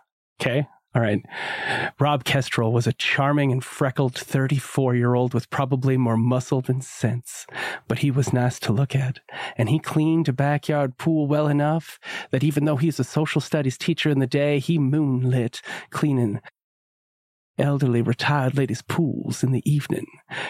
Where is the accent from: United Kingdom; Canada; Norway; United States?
Canada; I'm a Canadian